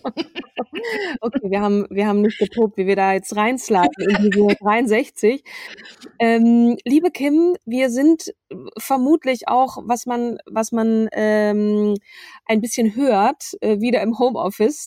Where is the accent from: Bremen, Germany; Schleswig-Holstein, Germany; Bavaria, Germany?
Schleswig-Holstein, Germany; in Schleswig-Holstein geboren, aber ich fühle mich als Schleswig-Holsteinerin.